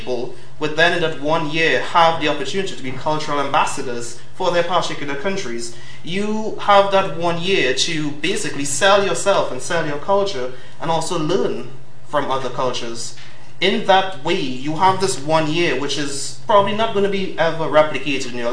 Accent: Trinidad & Tobago; moved away as an adult; now in London, United Kingdom; Being from Trinidad, I come with a wonderful accent

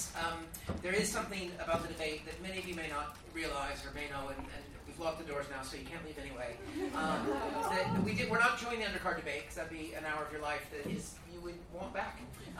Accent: Seattle, Washington, United States; now in United Kingdom; I'm from Seattle as well.

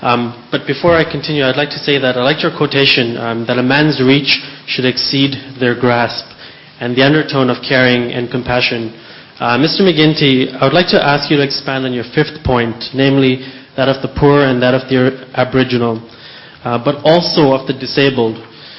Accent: Toronto, Ontario, Canada; now in London, United Kingdom; I'm a student here at the LSE, and I'm from Toronto.

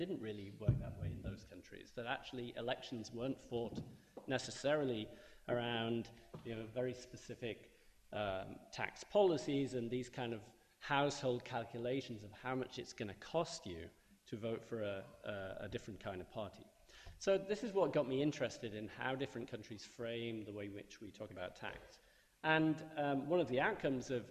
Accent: United Kingdom; growing up in Britain

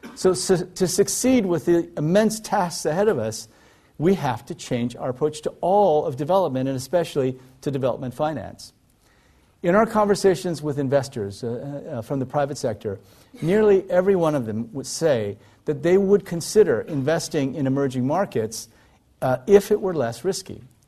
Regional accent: Iowa, United States; moved away; also born or lived in South Korea; I grew up in Iowa, in the middle of, uh, of the United States, in a very rural area.

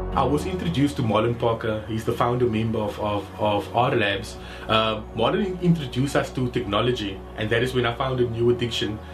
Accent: Cape Town, Western Cape, South Africa; Growing up on the Cape Flats

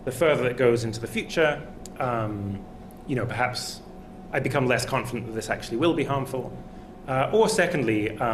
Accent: Scotland, United Kingdom; I am Scottish.

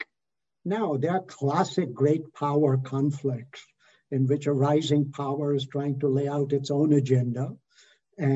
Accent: Canada; I'm a Canadian

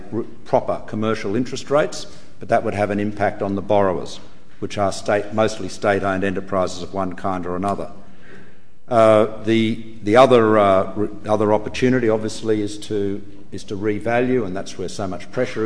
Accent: Australia; the Australian people to stand up for our national sovereignty

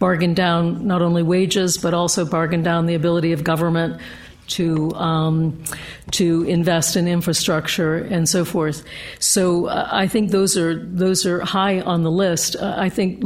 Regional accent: United States; I come from the U.S. at a a particular moment of young men being killed in Baltimore, Philadelphia, Detroit, and so forth

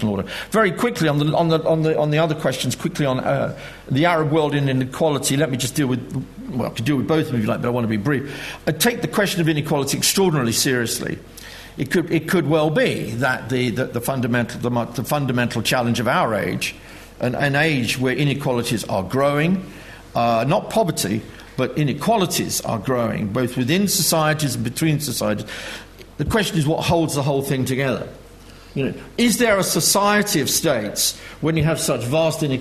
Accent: United Kingdom; being British

